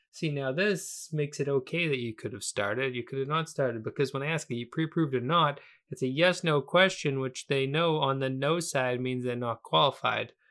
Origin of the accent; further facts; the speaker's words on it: Weymouth, Massachusetts, United States; I was born in Weymouth, Massachusetts